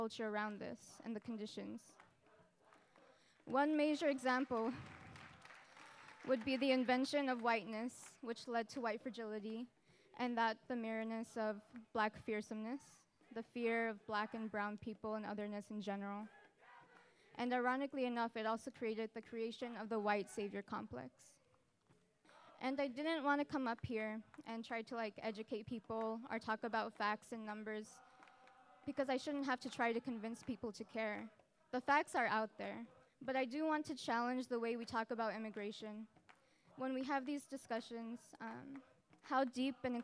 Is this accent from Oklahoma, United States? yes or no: no; El Paso, Texas, United States; moved away; I'm from El Paso, Texas, which is a border city with Ciudad Juarez, Mexico